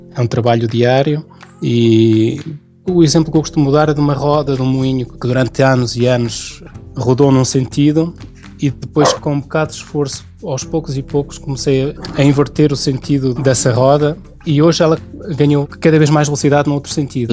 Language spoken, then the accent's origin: Portuguese; Santa Marta de Penaguião, Vila Real District, Portugal; moved away as an adult; now in France; Sou da região do Douro, portanto sou de Santa Marta, de Paneguião, de, de uma aldeia chamada Fornelos